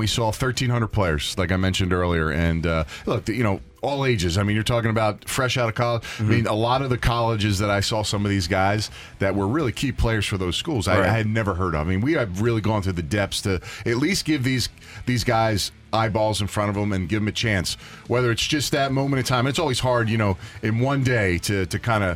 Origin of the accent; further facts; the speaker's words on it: Philadelphia, Pennsylvania, United States; I'm from Philadelphia, born and raised.